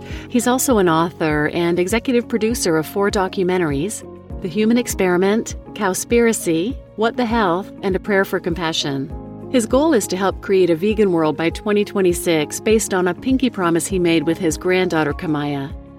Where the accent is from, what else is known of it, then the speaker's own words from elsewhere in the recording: India; now in United States; As an environmentalist of Indian origin now working out of the United States, I too would not advocate the lacto-vegetarianis